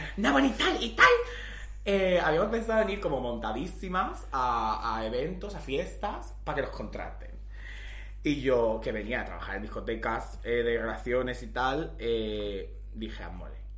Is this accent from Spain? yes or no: yes; Valencian Community, Spain; soy valenciana